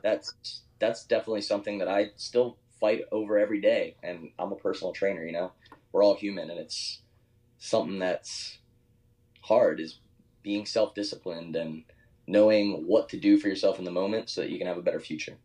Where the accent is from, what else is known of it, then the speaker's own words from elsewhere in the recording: Horsham, Pennsylvania, United States; moved away as an adult; now in Austin, United States; I don't want to diss my hometown. I love Philadelphia. I love Horsham